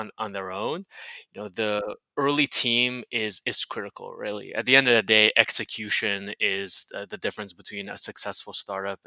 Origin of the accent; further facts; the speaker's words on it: Miami, Florida, United States; moved away; also born or lived in San Francisco; He and I have known each other since middle school. So we grew up together in Miami